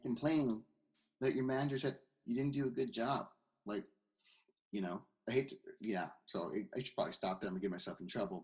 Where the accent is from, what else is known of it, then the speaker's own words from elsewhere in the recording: California, United States; moved away as an adult; now in Seattle, United States; I'm from California. Yeah. I'm living in Seattle now.